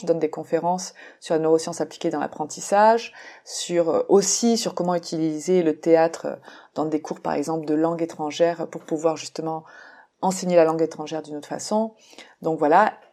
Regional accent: France; now in Mexico; en tant que française euh, euh, qui vit au Mexique

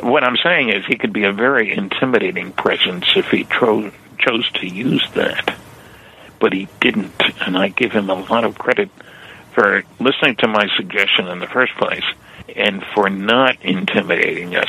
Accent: New Jersey, United States; moved away; I grew up in New Jersey

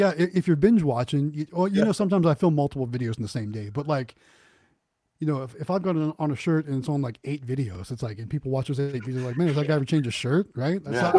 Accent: Youngstown, Ohio, United States; moved away; I'm originally from Youngstown, Ohio, which is kind of known for boxing.

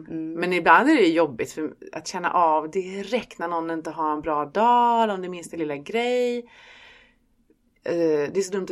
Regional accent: Stockholm, Stockholm County, Sweden; also born or lived in Skåne; För här säger de att jag är stockholmare och i Stockholm så säger de att jag är en skåning.

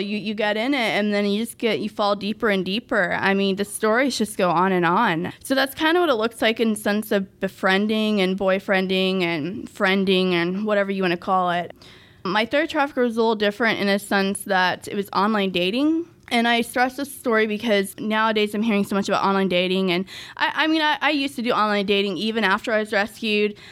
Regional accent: Dallas-Fort Worth area, Texas, United States; also born or lived in Russia; I grew up basically in the D F W area my whole life, so I'm really familiar with Grapevine, South Lake

